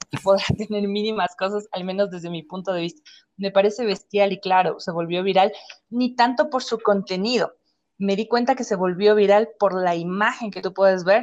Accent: Ecuador; Pero eso puedo decir yo como ecuatoriano.

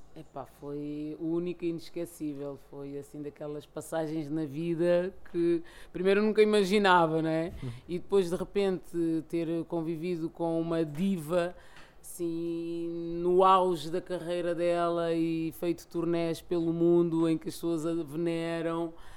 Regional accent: Lisbon, Portugal; eu nasci e cresci cá em Lisboa, num bairro social

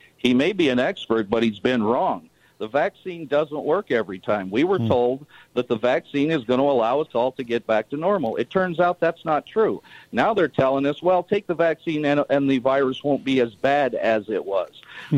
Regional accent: Utah, United States; an American and a fellow Utahn

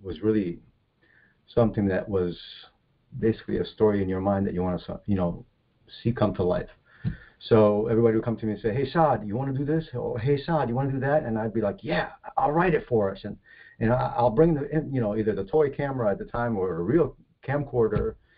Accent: New Jersey, United States; born or raised there; moved away as an adult; also born or lived in Egypt / California; now in Florida, United States

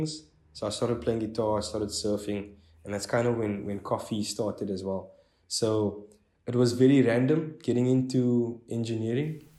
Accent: Strand, Western Cape, South Africa; I'm from Strand, which is about 45 Ks outside of Cape Town CBD

